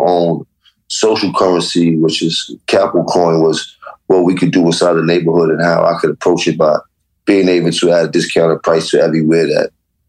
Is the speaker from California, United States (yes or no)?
no; Harlem, New York, United States